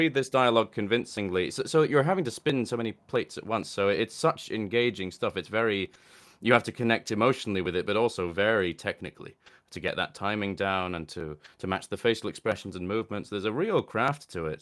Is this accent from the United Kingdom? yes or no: yes; Scotland, United Kingdom; I was born in Scotland and I live here